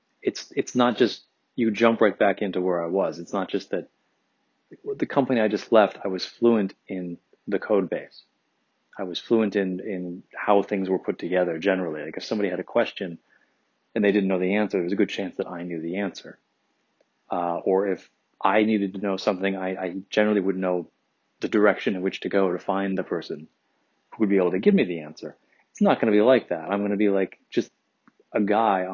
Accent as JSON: {"language": "English", "region": "Midwest", "country": "United States", "tie": "born or raised there", "moved": "yes", "lives_now": "San Francisco, United States", "said": "I'm from the Midwest"}